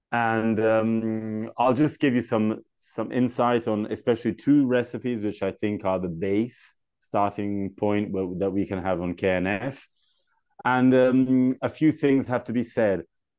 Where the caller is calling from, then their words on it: Tuscany, Italy; Yeah, I'm speaking from Italy, Chianti, in Tuscany.